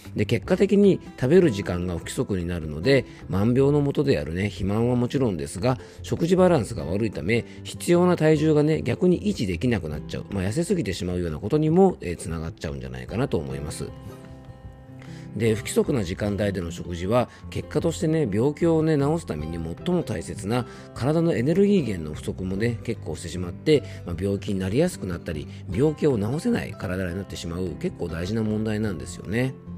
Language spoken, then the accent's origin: Japanese; Yamanashi, Japan; YBS ラジオというねこちらもあの僕の地元のラジオ局